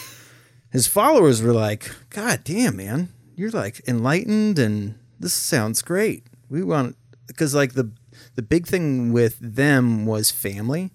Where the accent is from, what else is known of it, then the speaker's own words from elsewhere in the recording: St. Helens, Oregon, United States; we grew up in Oregon